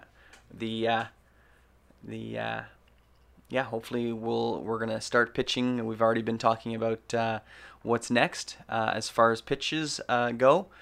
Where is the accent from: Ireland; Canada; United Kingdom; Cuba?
Canada; We're Canadian filmmakers